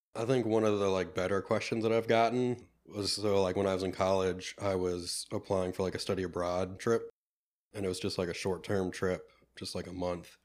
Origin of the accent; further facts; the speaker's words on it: Penn Hills, Pennsylvania, United States; I grew up here in the Pittsburgh area, um, from the Penn Hills, uh, area as well